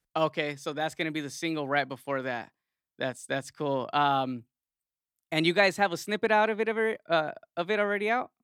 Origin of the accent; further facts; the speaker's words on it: Yuma, Arizona, United States; I'm from Yuma, another small